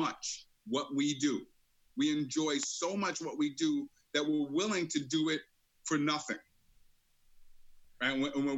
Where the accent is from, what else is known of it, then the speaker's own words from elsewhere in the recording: New York City, New York, United States; Born and raised in the streets of Brooklyn.